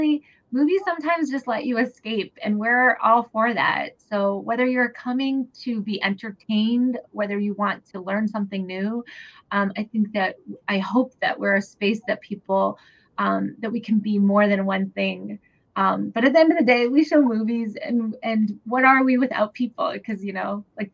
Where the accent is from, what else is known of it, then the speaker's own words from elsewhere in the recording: New Hampshire, United States; I grew up here. I'm Korean. I grew up in New Hampshire